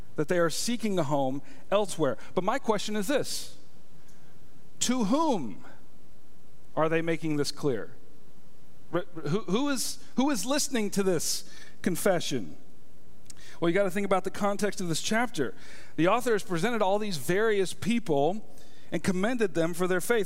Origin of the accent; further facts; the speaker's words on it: United States; I am an American citizen.